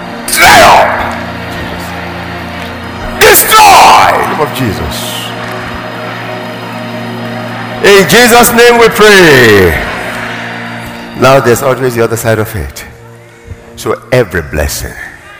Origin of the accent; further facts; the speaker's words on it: Nigeria; blessed as a Nigerian, blessed in my nation.